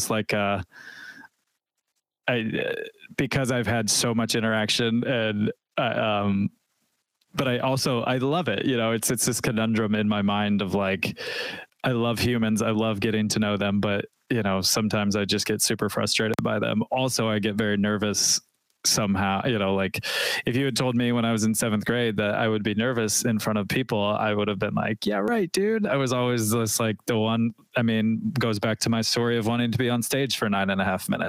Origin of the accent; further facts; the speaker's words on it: Nashville, Tennessee, United States; I'm from Nashville